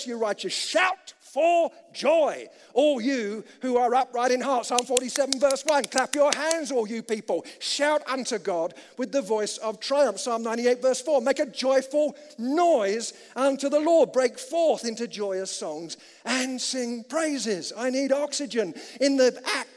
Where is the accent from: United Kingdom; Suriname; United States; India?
United Kingdom; as a British chap